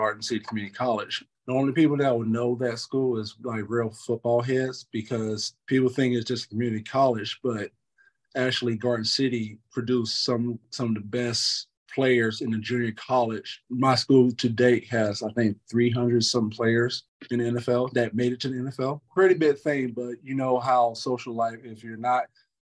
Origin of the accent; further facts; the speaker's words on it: North Carolina, United States; I grew up in North Carolina, you know, born and raised.